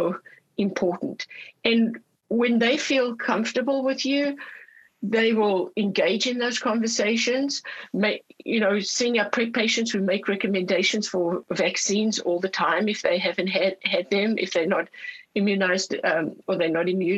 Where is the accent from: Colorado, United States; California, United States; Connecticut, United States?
California, United States; Orange County; I'm from Orange County, California, and we have the biggest Vietnamese community in the United States